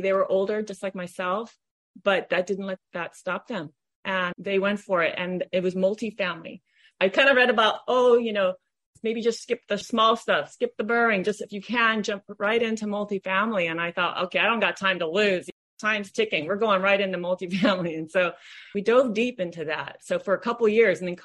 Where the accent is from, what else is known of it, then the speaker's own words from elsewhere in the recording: Honolulu, Hawaii, United States; moved away as an adult; now in Southern California, United States; I'm from Honolulu, Hawaii, where my husband and I owned and operated a swimming pool business for over 30 years.